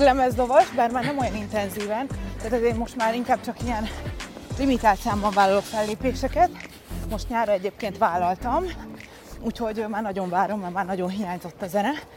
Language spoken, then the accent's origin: Hungarian; Budapest, Hungary; also born or lived in Szentendre, Hungary / Folsom, California, United States; Budapesten föl? születtem, Aha. tehát igazából fővárosi lány vagyok, de aztán később tinikoromban kiköltöztünk Szentendrére